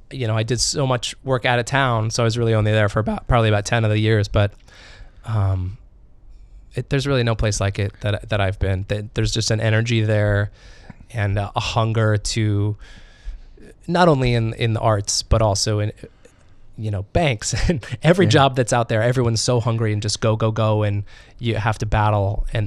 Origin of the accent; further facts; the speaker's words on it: Northern California, United States; moved away as an adult; also born or lived in New York; now in Minneapolis, United States; I was born in Northern California, yes.